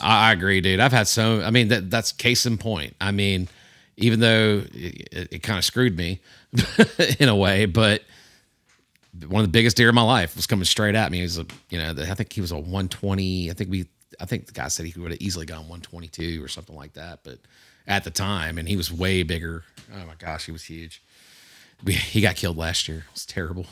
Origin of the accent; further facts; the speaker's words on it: Houston County, Georgia, United States; this is my home. This is where I grew up. I grew up hunting in Houston County.